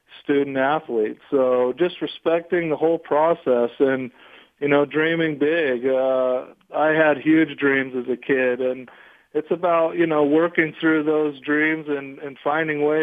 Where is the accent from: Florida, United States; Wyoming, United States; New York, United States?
Wyoming, United States; also born or lived in Utah; I grew up in a small town in Wyoming on a cattle ranch